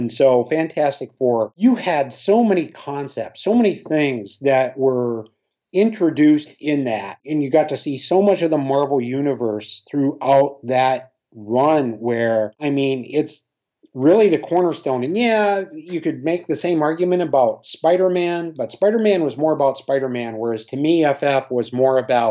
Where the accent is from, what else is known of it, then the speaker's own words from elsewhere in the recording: Minnesota, United States; growing up in Minnesota, I had a Harmon Killebrew poster